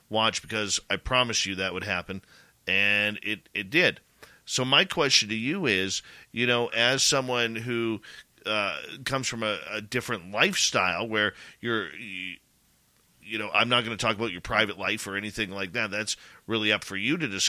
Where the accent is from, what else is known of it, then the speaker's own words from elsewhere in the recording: Canada; I'm Canadian